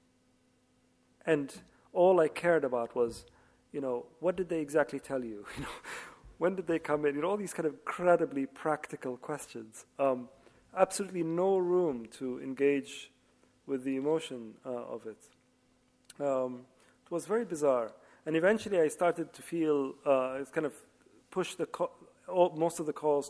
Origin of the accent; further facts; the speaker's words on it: Libya; now in London, United Kingdom; I was always introduced as the British writer of Libyan origin, which is true. And then after the Arab Spring, I am Libyan writer living in London